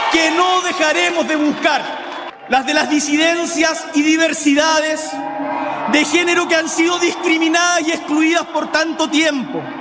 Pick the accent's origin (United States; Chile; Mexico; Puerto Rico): Chile; Magallanes and Chilean Antarctica; las zonas más aisladas de nuestro país, como el Magallanes de donde vengo